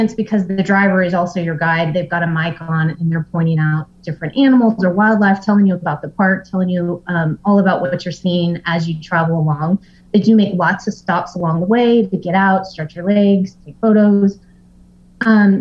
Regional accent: Texas, United States; I'm from Texas

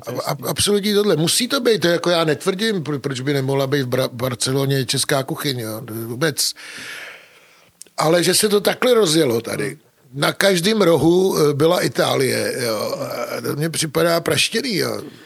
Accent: Czechia; also born or lived in Germany; My jsme Češi, my jsme střed Evropy

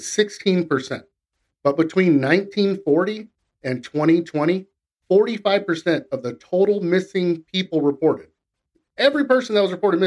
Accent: Central California, United States; We're from the U.S. We're from Central California

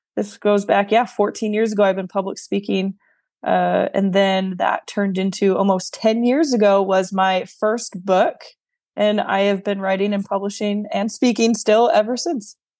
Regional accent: New York, United States; moved away; also born or lived in the South, United States; I am a New Yorker through and through, although now I'm living in the South, I still claim the title proudly of a New Yorker

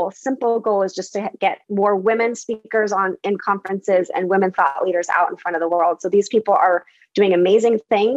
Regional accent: Bay Area, California, United States; I grew up in the Bay Area

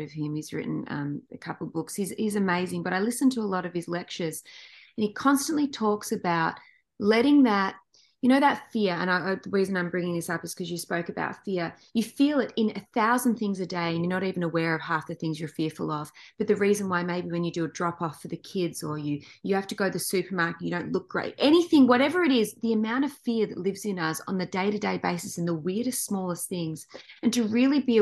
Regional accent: Australia; moved away as an adult; now in Los Angeles, United States; we grew up in Australia

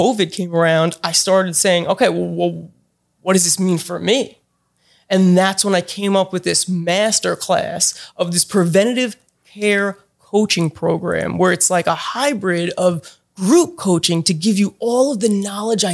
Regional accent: Long Island, New York, United States; moved away as an adult; now in Pensacola, United States; I grew up on Long Island, right? So I'm like from New York

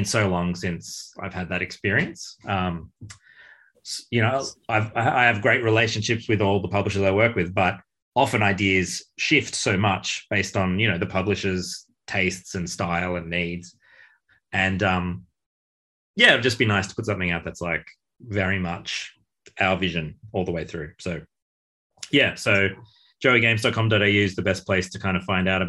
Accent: Australia; growing up in Australia

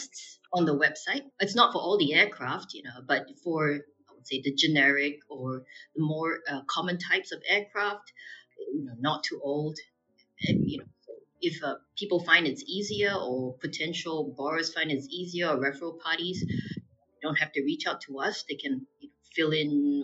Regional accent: Singapore; now in Hong Kong; I'm Singaporean and living in Hong Kong

